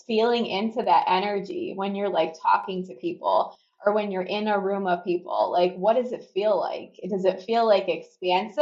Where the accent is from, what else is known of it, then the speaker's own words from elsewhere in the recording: Chicago, Illinois, United States; I'm from Chicago